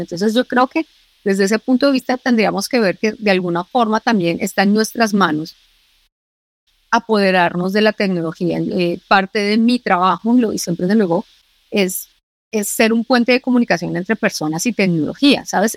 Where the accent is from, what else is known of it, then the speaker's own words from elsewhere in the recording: Colombia; now in Spain; Yo soy colombiana